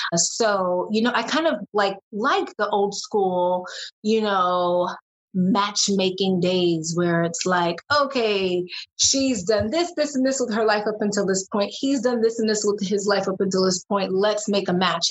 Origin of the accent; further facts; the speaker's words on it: New York City, New York, United States; being from New York City, which is where I'm originally from, from I'm born and raised in Brooklyn